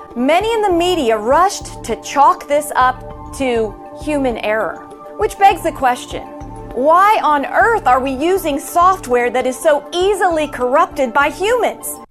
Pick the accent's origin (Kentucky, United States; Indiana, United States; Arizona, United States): Arizona, United States; my home state of Arizona.